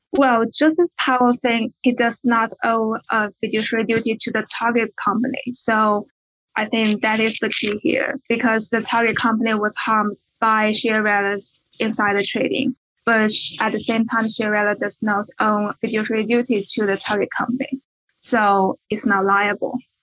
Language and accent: English; China; moved away as an adult; also born or lived in Beijing; I'm from China.